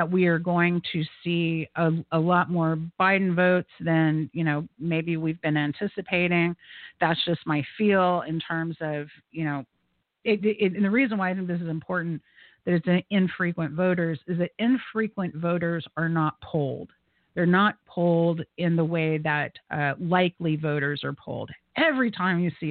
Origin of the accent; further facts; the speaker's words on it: United States; my friends that I grew up with in Salt Lake Beach